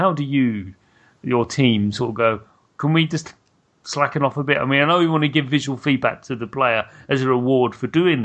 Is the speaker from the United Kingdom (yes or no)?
yes; United Kingdom; as a British person, I grew up with 2000 AD